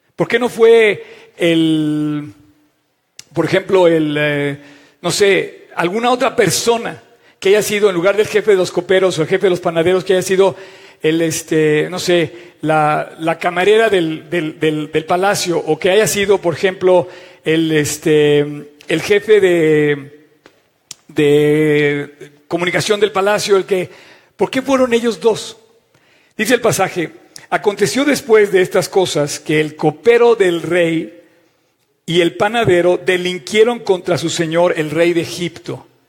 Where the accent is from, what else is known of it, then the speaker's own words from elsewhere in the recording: Mexico; Dios quiso que naciéramos en México